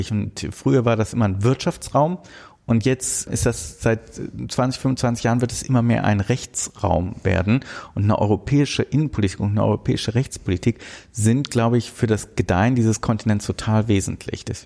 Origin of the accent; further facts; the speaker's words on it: Rhineland, Germany; Wir, wir, wir gucken beide als Rheinländer auf den Rhein.